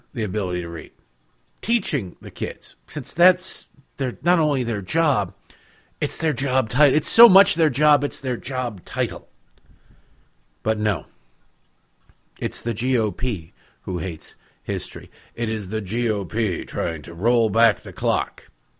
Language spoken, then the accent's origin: English; Detroit, Michigan, United States; Growing up in Detroit, Detroit is a pit. Detroit is a disaster.